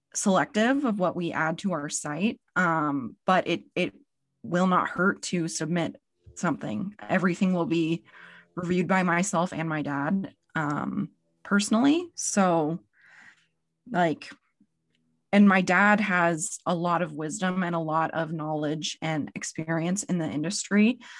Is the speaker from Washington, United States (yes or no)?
yes; Spokane, Washington, United States; I'm from Spokane, Washington, so the east side of Washington State.